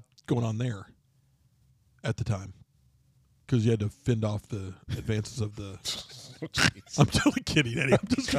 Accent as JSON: {"language": "English", "town": "Amarillo", "region": "Texas", "country": "United States", "tie": "born or raised there"}